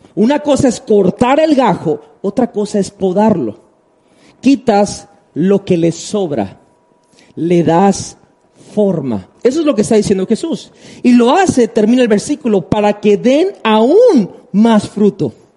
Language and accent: Spanish; Tabasco, Mexico; voy a hablar por Tabasco y amo mi tierra